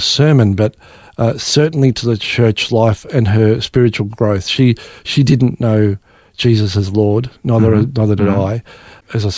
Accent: Australia; growing up in Australia, theoretically a Christian country

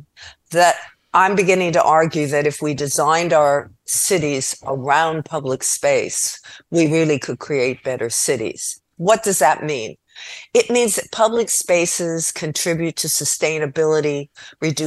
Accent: Los Angeles, California, United States; also born or lived in Costa Rica / Guatemala; I come from Los Angeles

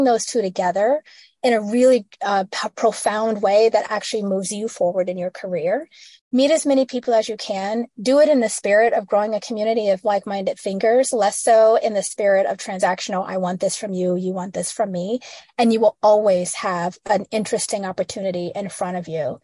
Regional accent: Midwest, United States; I'm a girl from the Midwest

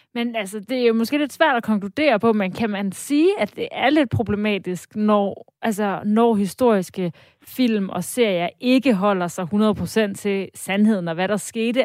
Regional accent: Denmark; vi som danskere

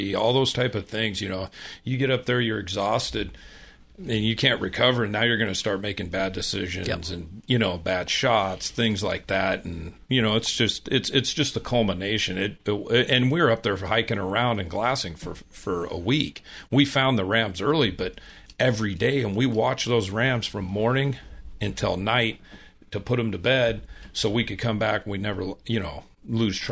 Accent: Midwest, United States; I grew up in the Midwest

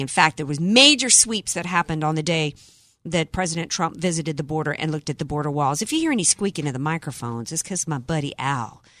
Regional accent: New Orleans, Louisiana, United States; born or raised there

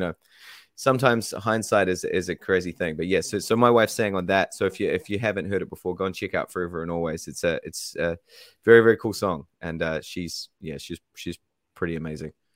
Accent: New Zealand

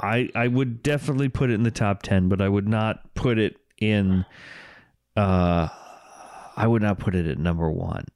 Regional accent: United States; growing up in the New York metropolitan area

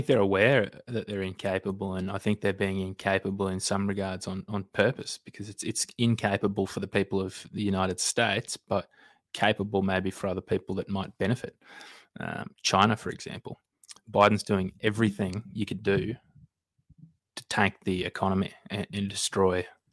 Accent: Australia; also born or lived in Queensland; I'm an Australian

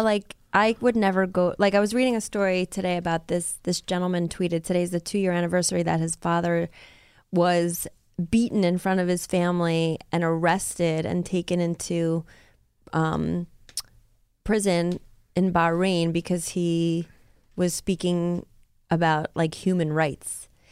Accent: United States; as a woman and as an American

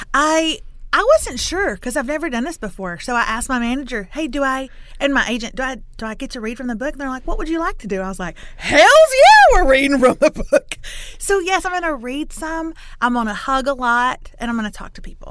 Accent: Lufkin, Texas, United States; I'm from Lufkin, which is in East Texas, town of about forty thousand

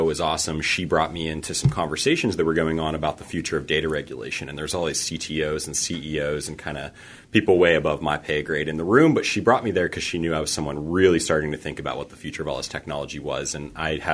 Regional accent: Pittsburgh, Pennsylvania, United States; moved away as an adult; also born or lived in Boulder; Pittsburgh. This is my hometown

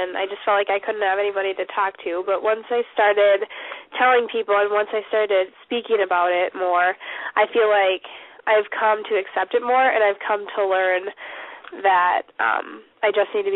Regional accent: Brainerd, Minnesota, United States; right here in my hometown, Brainerd

